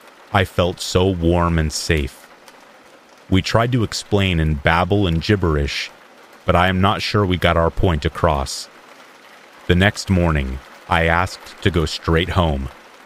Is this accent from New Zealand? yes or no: yes; New Zealand; I am from Aotearoa, New Zealand. We do have the odd missing person or scary case, but it's otherwise safe here, and not much happens.